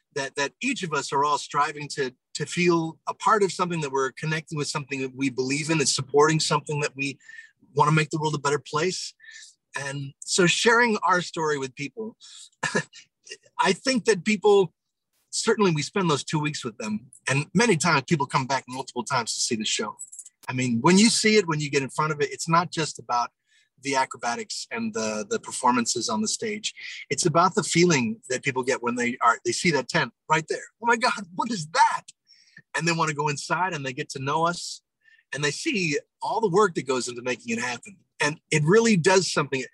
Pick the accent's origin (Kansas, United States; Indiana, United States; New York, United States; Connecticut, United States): New York, United States; near Broadway; moved away; I grew up near Broadway